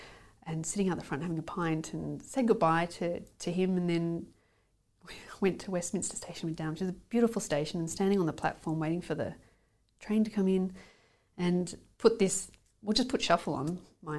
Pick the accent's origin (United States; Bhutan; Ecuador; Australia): Australia; now in United Kingdom; I like to think of it as just being able to survive socially, so that people can go, oh, you're Australian.